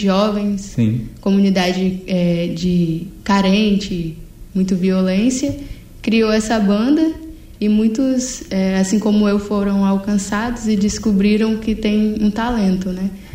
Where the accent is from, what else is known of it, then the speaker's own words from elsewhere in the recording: Serra, Espírito Santo, Brazil; Eu cresci em Jardim Carapina Atualmente estou morando em Taquaraum, que é na Serra também